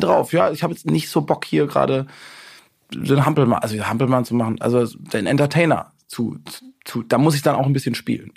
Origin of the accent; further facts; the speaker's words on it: Busenbach, Baden-Württemberg, Germany; also born or lived in Weingarten; das ist so 20 Kilometer von meinem Heimatdorf entfernt, wo ich dann wirklich dann auch aufgewachsen bin, Busenbach.